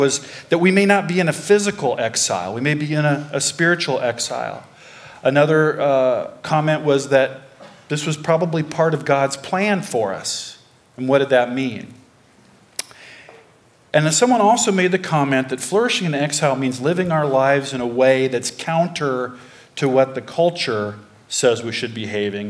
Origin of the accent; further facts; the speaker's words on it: Pella, Iowa, United States; I grew up in Pella, Iowa. I'm a native